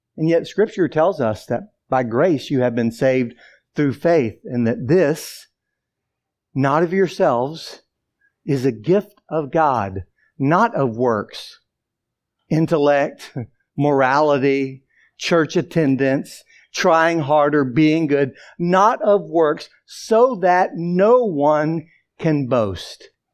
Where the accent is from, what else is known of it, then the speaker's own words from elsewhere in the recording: the Bible Belt, the South, United States; almost 18 years growing up in the South, in the Bible Belt, in a non-Christian home